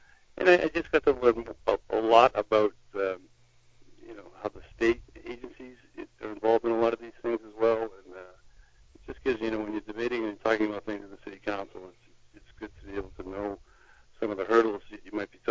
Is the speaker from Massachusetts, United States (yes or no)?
yes; Salem, Massachusetts, United States; I was born and raised in Salem.